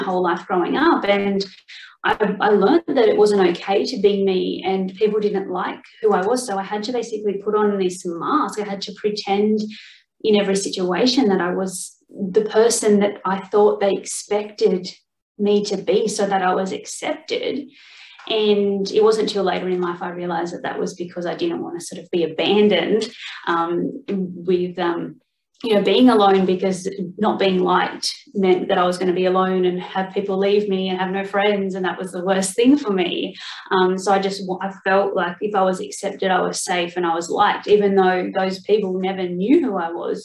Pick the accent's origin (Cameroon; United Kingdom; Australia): Australia; Sydney, New South Wales; I'm from Australia. Basically, I grew up in Sydney, but sort of in New South Wales